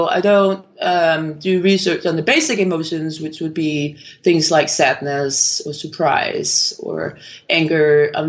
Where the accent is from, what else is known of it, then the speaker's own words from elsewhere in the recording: Copenhagen, Capital Region of Denmark, Denmark; I'm originally from Copenhagen in Denmark, and I actually completed a degree in neuroscience in Denmark.